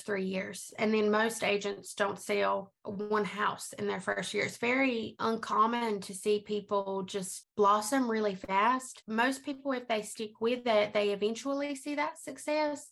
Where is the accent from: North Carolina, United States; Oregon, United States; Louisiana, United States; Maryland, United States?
North Carolina, United States; Lumberton; now in Columbia, United States; I am from North Carolina. I live in Columbia, South Carolina. That's where I work. But I'm originally from North Carolina. And I'm a member of a American Indian tribe, the Lumbee tribe of North Carolina. So a lot of people there sound just like